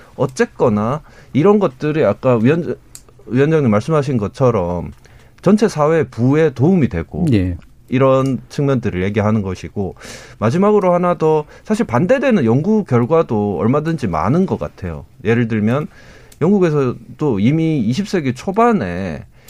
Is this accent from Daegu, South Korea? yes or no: yes; Daegu, South Korea; 제가 이제 대구 출신인데